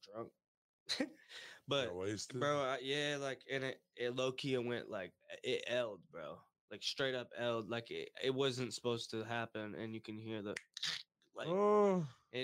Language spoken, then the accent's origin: English; Monroe, Michigan, United States; I grew up on Toledo Avenue, where the hot dog stand is